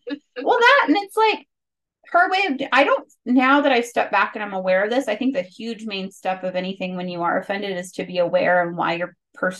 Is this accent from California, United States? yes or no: yes; California, United States; is it an Arizona thing? Because I grew up in California.